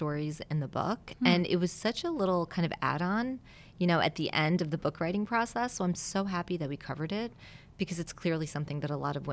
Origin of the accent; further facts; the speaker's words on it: Westchester County, New York, United States; also born or lived in Italy; my parents moved to the United States from Italy when I was two. So I was born in Italy, and then we moved to Westchester County, which is right outside of New York City.